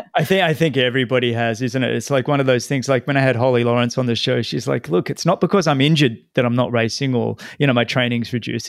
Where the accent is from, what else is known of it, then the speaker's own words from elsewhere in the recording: Sydney, New South Wales, Australia; moved away; my hometown, Sydney